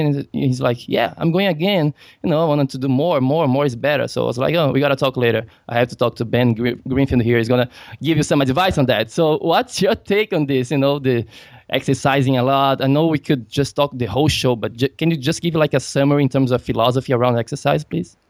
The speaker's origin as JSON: {"language": "English", "country": "Brazil", "said": "I'm from Brazil."}